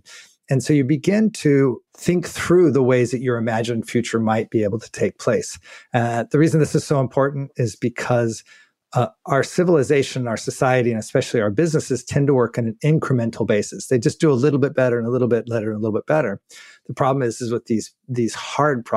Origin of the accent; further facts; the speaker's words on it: New Mexico, United States; moved away as an adult; also born or lived in Albuquerque, New Mexico / Los Angeles / Germany; now in Netherlands; I grew up in New Mexico